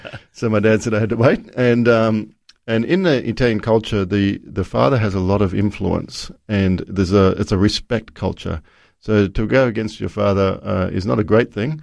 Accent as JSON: {"language": "English", "town": "Brisbane", "region": "Queensland", "country": "Australia", "tie": "born or raised there", "said": "I was Born in Brisbane"}